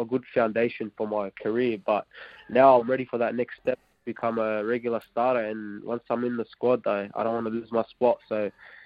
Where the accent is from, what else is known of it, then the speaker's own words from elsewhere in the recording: Campbelltown, New South Wales, Australia; moved away as an adult; now in Wellington, New Zealand; I grew up in Southwest Sydney in Campbelltown